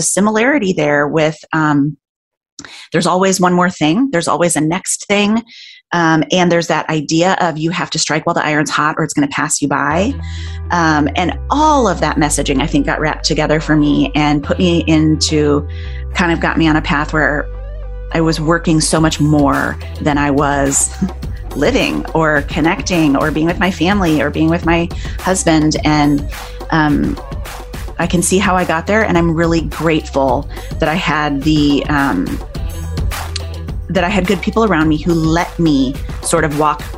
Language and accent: English; Midwest, United States; being a Midwesterner, a woman, an eldest child